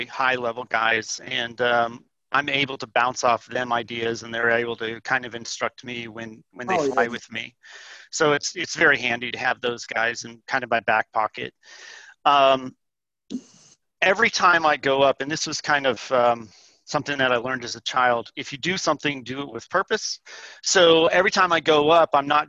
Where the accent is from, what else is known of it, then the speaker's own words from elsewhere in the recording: Tucson, Arizona, United States; I grew up in Tucson